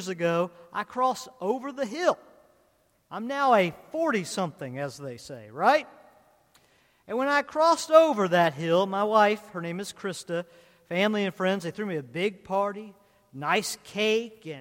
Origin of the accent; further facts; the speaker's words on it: Culpeper, Virginia, United States; I grew up in Culpeper, Virginia